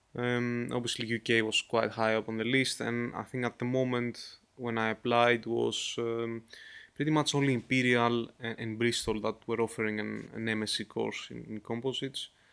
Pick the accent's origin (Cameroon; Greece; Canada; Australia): Greece; I'm from Greece